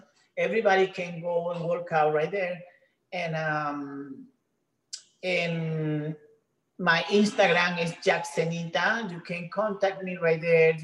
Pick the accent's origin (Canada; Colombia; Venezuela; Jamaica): Venezuela; English is a second language; moved away as an adult; now in United States; I'm from Venezuela, so my English is not so good